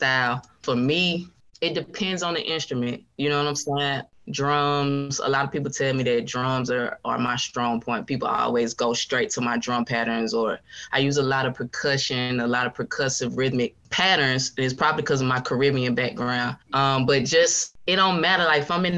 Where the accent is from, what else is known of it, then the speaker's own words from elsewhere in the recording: Atlanta, Georgia, United States; Born and raised in Atlanta, Georgia. I'm a Grady baby